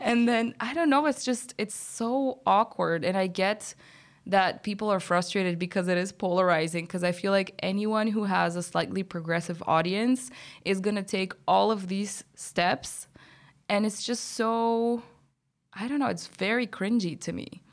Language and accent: English; Bulgaria; moved away; I'm from Bulgaria